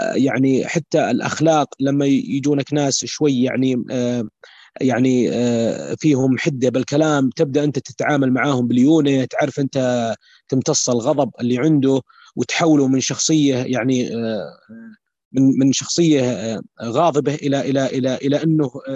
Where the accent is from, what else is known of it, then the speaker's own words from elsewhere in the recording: Saudi Arabia; عندنا بالسعوديه يشوفونا لابسين ثياب وشمغ